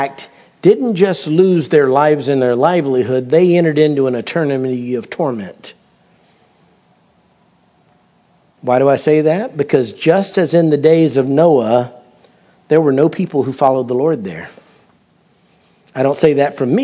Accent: United States; I'm an American

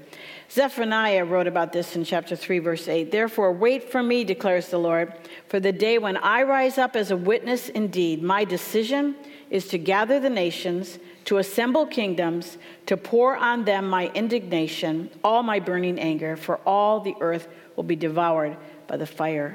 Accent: Minnesota, United States; moved away; I'm from Minnesota, so we have a lot of Svens and Oles up there

